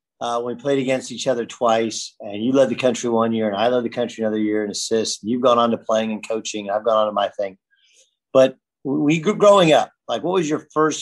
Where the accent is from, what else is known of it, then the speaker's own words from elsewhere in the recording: Orange County, California, United States; I grew up in Orange County, man. It looks like everything out of the 80s that you would think of. Most of the houses look the same. They're all small lots or whatever.